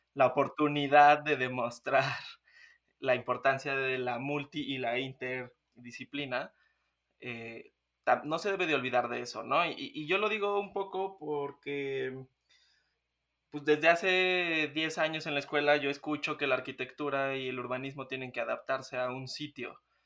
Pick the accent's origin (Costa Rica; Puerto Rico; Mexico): Mexico